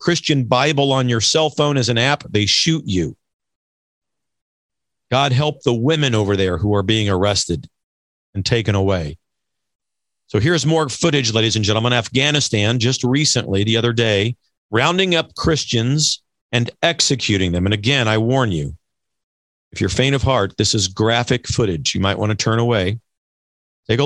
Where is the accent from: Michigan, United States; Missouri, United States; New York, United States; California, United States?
Missouri, United States; moved away; my home state of Missouri